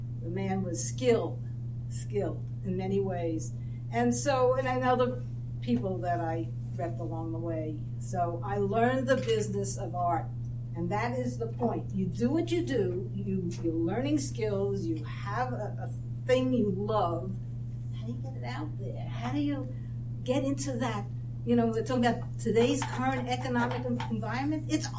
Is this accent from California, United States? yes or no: no; Brooklyn, New York, United States; accent: Brooklyn; I know, I hide it well. I lost my Brooklyn accent years ago.